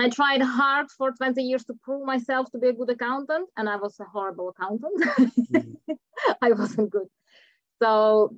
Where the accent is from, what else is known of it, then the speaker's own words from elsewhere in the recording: Czechia; English is a second language; moved away as an adult; now in New Zealand; originally I'm from Czech Republic, but I've been living in New Zealand for the last 16 years.